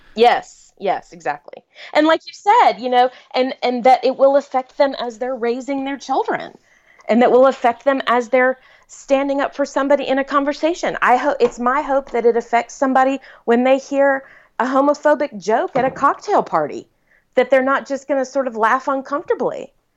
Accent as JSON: {"language": "English", "region": "South Carolina", "country": "United States", "tie": "born or raised there", "said": "I was born and raised in South Carolina"}